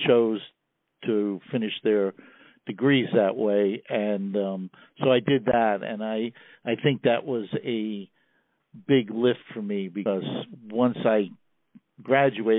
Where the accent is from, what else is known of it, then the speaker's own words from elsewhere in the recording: New York City, New York, United States; moved away as an adult; now in Columbia, United States; I grew up in Queens, New York, a mere 10 minutes from our outgoing president